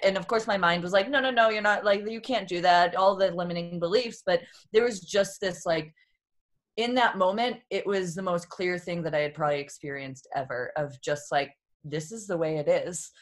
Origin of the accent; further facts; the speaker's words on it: Boston, Massachusetts, United States; moved away as an adult; now in San Diego, United States; I was born and raised in Boston and moved when I was twenty-four out to San Diego